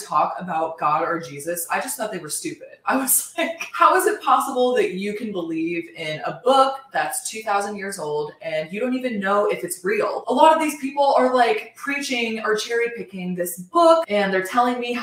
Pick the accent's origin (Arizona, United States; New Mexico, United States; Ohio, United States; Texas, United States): Ohio, United States; growing up in Ohio, my family and I were not really regular church goers